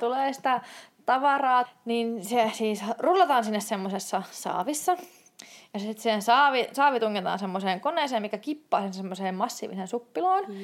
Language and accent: Finnish; Turku, Southwest Finland, Finland; moved away as an adult; also born or lived in Tampere / Lapland; olin turkulainen